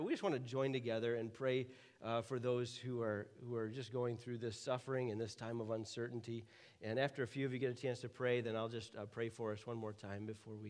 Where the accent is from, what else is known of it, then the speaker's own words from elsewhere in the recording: United States; as an American